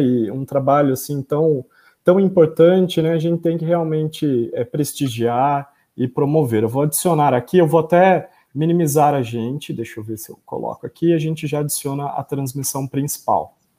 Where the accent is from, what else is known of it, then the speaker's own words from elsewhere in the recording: São Pedro, São Paulo, Brazil; São Pedro, que é interior de São Paulo, né, que é um local, né, minha terra natal